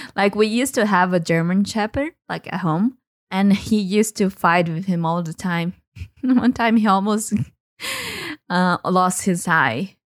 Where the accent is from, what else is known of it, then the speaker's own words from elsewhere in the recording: Brazil; I am from Brazil.